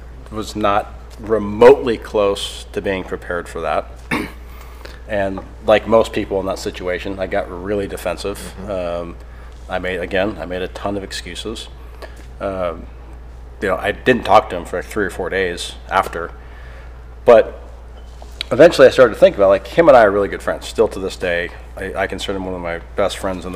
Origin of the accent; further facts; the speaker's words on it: Sacramento, California, United States; I'm from Sacramento